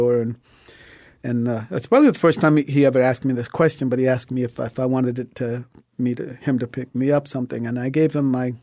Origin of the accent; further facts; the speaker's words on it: Rhode Island, United States; I grew up in Rhode Island. Born there in 1951.